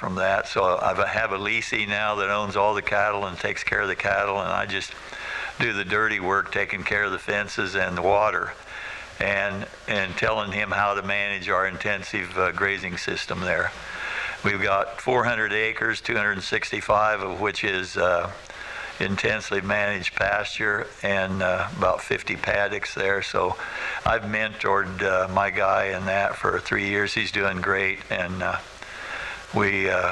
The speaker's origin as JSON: {"language": "English", "town": "Macomb", "region": "Illinois", "country": "United States", "tie": "born or raised there", "also_born_or_lived": "Iowa", "said": "I grew up near Macomb on the home place where I live now"}